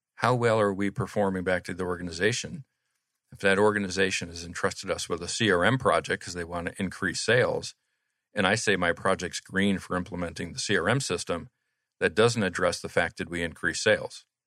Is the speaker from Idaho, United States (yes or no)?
no; Atlanta, Georgia, United States; also born or lived in Kansas; we grew up in Atlanta together